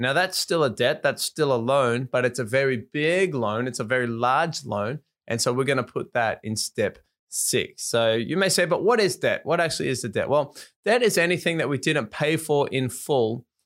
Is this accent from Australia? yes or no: yes; Australia; moved away as an adult; now in Japan; I was from Australia, lived in Japan